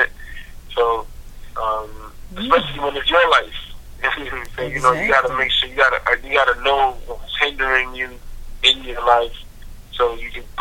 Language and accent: English; New York City, New York, United States; I am born and raised in Brooklyn, New York.